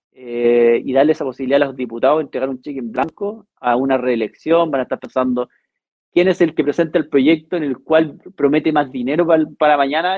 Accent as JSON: {"language": "Spanish", "country": "Chile", "said": "crecer como chilenos"}